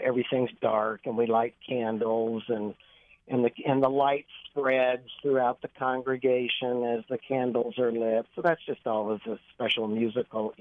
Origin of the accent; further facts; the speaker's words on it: Kansas City, United States; now in Weston, United States; I grew up in Kansas City